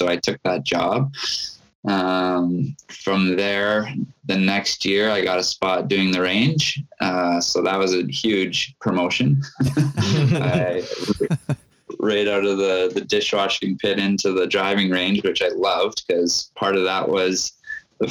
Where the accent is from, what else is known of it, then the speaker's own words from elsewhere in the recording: Winnipeg, Manitoba, Canada; I grew up in Charleswood, so I could ride my bike over there in about 10 minutes